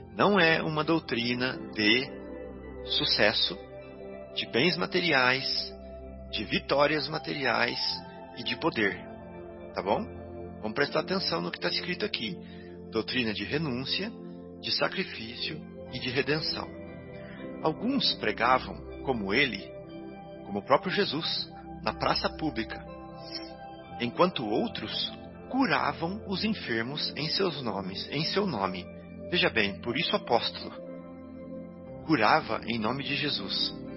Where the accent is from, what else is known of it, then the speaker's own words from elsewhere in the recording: Santa Rita do Sapucaí, Minas Gerais, Brazil; moved away; Santa Rita do Sapucaí, a nossa cidadezinha lá onde eu cresci lá no sul de Minas